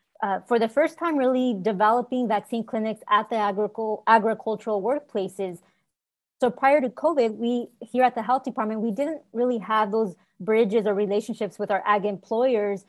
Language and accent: English; Selma, California, United States; I was born and raised in Salma, California, and it's a small rural town here in Fresno County.